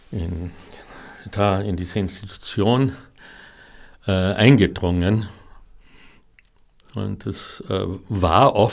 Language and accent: German; Klagenfurt, Carinthia, Austria; davor im Muselhaus in Klagenfurt, in meiner Heimatstadt.